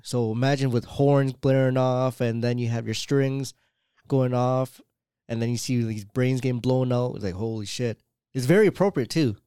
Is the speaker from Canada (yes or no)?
yes; Canada; I'm Canadian